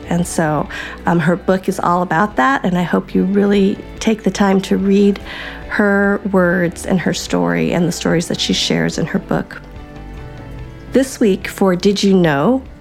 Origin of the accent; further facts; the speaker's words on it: Colorado, United States; I grew up in Colorado